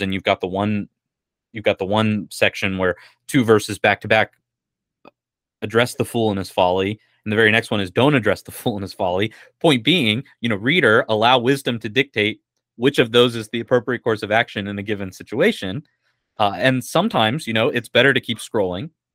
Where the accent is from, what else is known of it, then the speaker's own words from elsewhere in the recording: United States; as American Christians